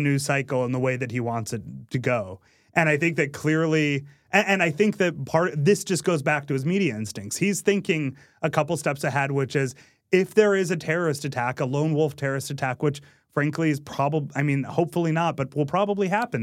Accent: Massachusetts, United States; I grew up in Massachusetts

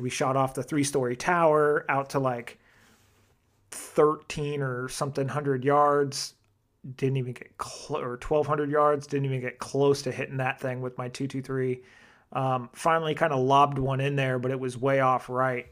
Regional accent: Arizona, United States; made in my home state, Arizona

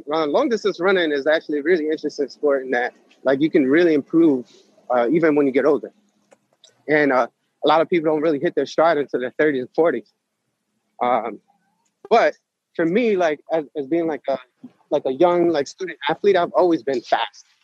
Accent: New York City, New York, United States; I actually grew up on 37th Street. Oh, did you? Manhattan.

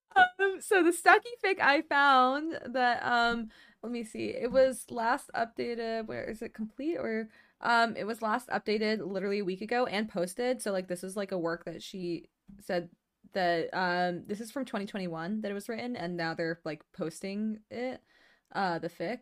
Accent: the South, United States; growing up in the South

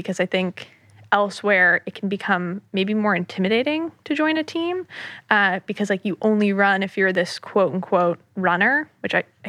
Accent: New York, United States; I'm, you know, like born and raised in the New York City area, I grew up in the suburbs right outside of the city.

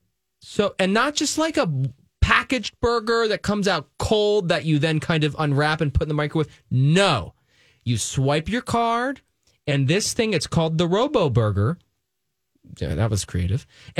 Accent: Pennsylvania, United States; now in New York, United States; I'm from Pennsylvania

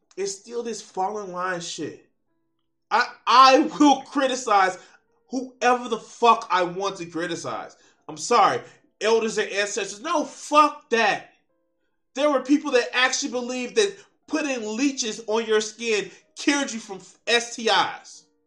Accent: Chicago, Illinois, United States; I grew up in Auburn, Gresham, in Chicago.

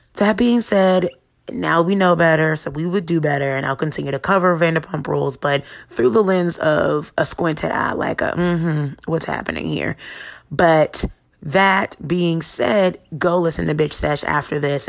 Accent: Potomac, Maryland, United States; that's my hometown area

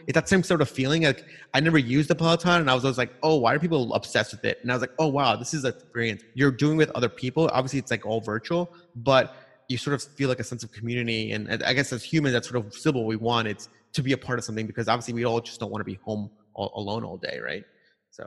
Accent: New York City, New York, United States; moved away; also born or lived in California; I grew up in Long Island, Queens sort of area

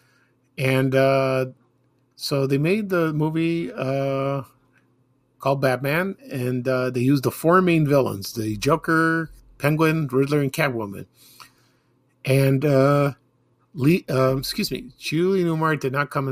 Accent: Chicago, Illinois, United States; when I was growing up in Chicago.

